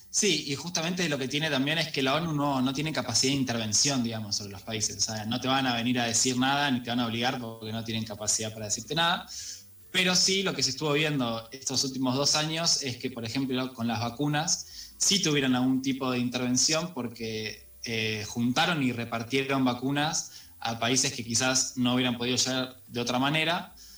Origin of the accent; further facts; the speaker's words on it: Argentina; como argentinas